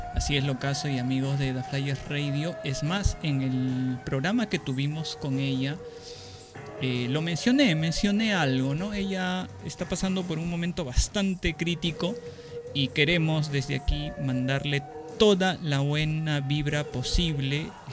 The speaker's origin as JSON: {"language": "Spanish", "country": "Peru", "said": "yo soy de Perú"}